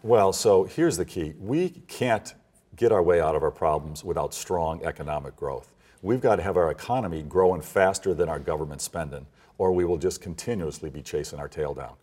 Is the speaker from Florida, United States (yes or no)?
no; Illinois, United States; I was born and raised in Illinois